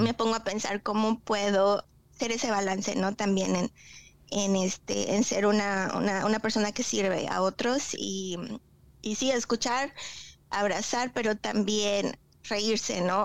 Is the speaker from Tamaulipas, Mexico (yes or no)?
no; Tlaxcala, Mexico; moved away as an adult; also born or lived in Cancún, Mexico; now in Oklahoma, United States; yo vengo de un pueblito, yo soy de Tlaxcala y eh, viví 11 años en Cancún